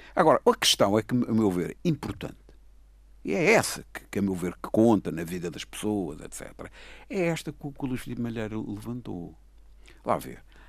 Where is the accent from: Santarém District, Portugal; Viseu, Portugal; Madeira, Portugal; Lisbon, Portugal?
Madeira, Portugal; nós todos somos madeirenses